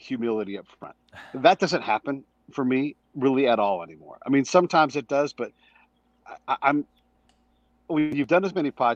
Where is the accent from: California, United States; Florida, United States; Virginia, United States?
California, United States; a small town in; I grew up in a small town in California. It's right on the bay